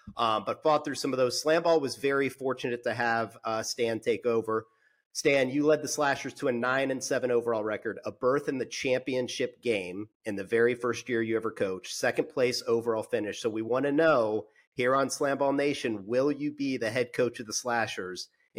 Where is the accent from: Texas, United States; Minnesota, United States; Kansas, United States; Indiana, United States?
Indiana, United States; I grew up in Indiana, Irish Catholic.